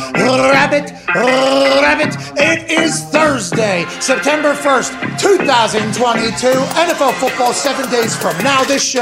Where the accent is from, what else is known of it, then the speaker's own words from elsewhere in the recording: Pittsburgh, Pennsylvania, United States; now in Indiana, United States; I am from Pittsburgh, Pennsylvania.